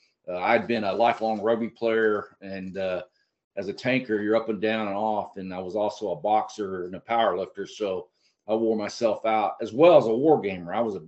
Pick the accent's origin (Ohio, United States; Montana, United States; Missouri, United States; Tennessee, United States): Tennessee, United States; Chattanooga; I grew up in Chattanooga, Tennessee.